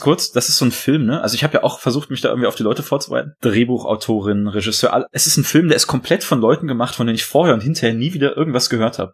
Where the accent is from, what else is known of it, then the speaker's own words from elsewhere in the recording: Detmold, North Rhine-Westphalia, Germany; meiner Heimatstadt, Detmold in oh. Ostwestfalen